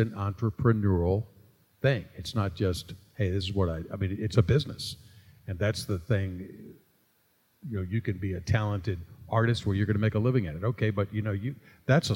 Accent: Newport News, Virginia, United States; I was born and raised in the Tidewater area of Virginia, in Newport News, Virginia

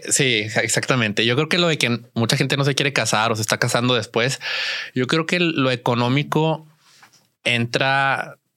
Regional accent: Saltillo, Coahuila, Mexico; yo soy, yo soy de, de Saltillo.

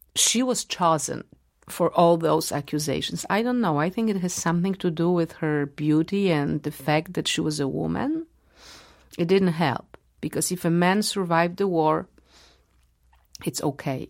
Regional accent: Warsaw, Masovian Voivodeship, Poland; English is a second language; I was born in Warsaw and uh, I had Polish parents and Polish friends, and I used to go to Polish schools

